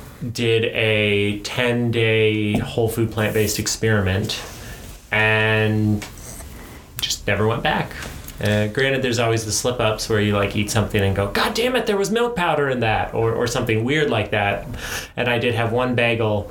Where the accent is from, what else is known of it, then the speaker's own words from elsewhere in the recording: Montana, United States; I grew up in Montana.